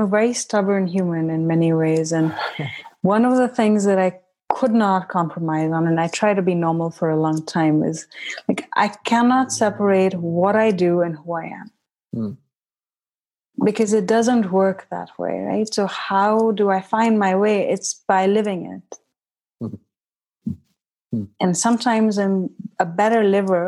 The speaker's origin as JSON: {"language": "English", "country": "India", "tie": "born or raised there", "also_born_or_lived": "Haridwar, India", "moved": "as an adult", "lives_now": "United States", "said": "I grew up in India till I was 17"}